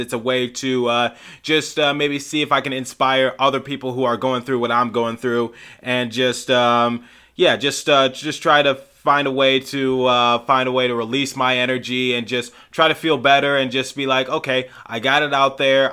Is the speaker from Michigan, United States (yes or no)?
yes; Detroit, Michigan, United States; I'm from Detroit